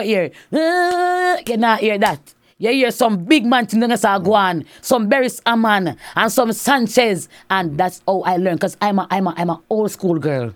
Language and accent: English; Saint Catherine Parish, Jamaica; growing up in Saint Catharines was very nice